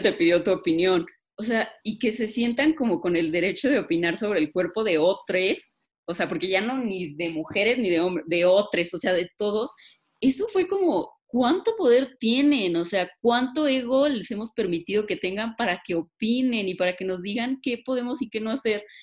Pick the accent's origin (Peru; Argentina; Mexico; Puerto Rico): Mexico; siendo mujeres mexicanas